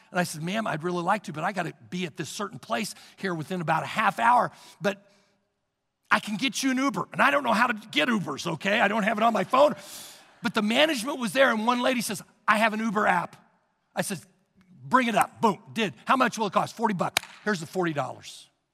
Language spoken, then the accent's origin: English; Missouri, United States; moved away; In Missouri, I come from Missouri, they, there's basements everywhere